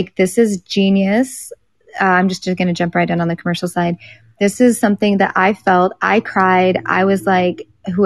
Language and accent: English; Tornado Alley, United States; I grew up in Tornado Alley